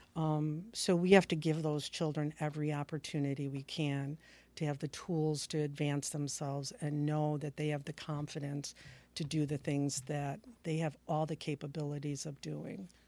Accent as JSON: {"language": "English", "town": "Palos Park", "region": "Illinois", "country": "United States", "tie": "born or raised there", "also_born_or_lived": "Upstate New York", "said": "Illinois is my home state. I, um, grew up and graduated from high school in Palis Park, Illinois"}